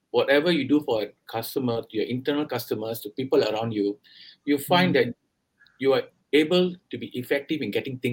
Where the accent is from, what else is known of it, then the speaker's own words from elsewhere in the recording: Singapore; accent: Singaporean; moved away as an adult; now in India; I'm from Singapore. I was born in Singapore. And I've been working overseas for the last 25 years. So if you think, or rather you find my accent a bit different from what you're used to in India, that's because it's a very Singaporean accent. I was born there. I grew up there